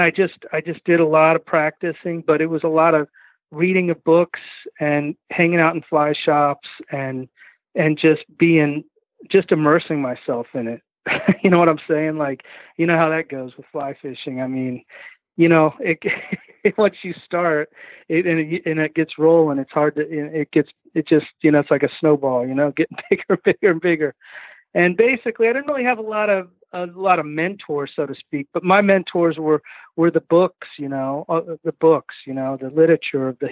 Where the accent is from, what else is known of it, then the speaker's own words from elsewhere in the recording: Kansas City, United States; moved away as an adult; also born or lived in Southeast United States; now in Southeast, United States; I was from Kansas City, Kansas and Missouri